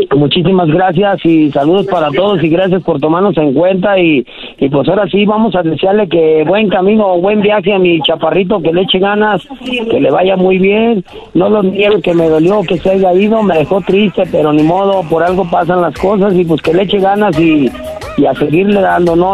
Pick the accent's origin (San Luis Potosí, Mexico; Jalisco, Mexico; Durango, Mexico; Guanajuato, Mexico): Guanajuato, Mexico; León; En León, Guanajuato, carnal, ahí tiene su casa.